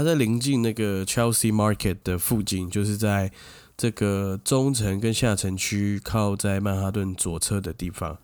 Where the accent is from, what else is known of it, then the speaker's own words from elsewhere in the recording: Hsinchu, Taiwan; moved away; 小时候住在新竹的时候